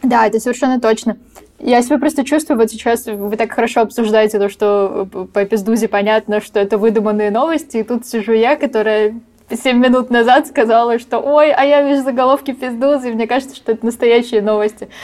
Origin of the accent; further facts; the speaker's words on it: Ukraine; я из Украины